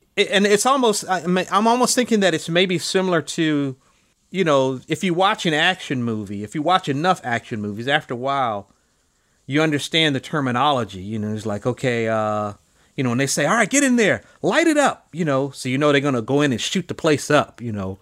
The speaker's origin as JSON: {"language": "English", "town": "College Park", "region": "Georgia", "country": "United States", "tie": "born or raised there", "also_born_or_lived": "Chicago, Illinois / East Point, Georgia", "said": "I was living in in College Park and in East Point"}